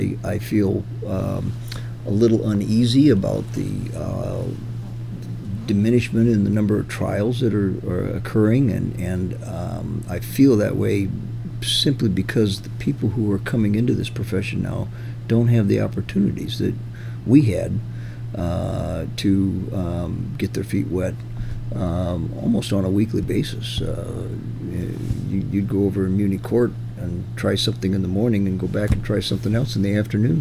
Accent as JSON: {"language": "English", "town": "Sioux City", "region": "Iowa", "country": "United States", "tie": "born or raised there", "also_born_or_lived": "Kansas City", "moved": "as an adult", "lives_now": "Omaha, United States", "said": "I grew up in Sioux City"}